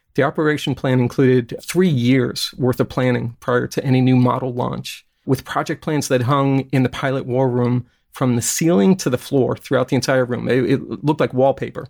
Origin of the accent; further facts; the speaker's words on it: Brooklyn, New York, United States; also born or lived in Kentucky; now in California, United States; When I was a kid growing up in Brooklyn